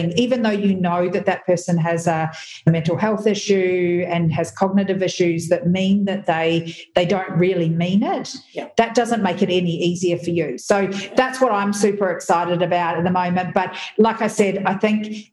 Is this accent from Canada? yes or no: no; New Zealand; I'm a New Zealander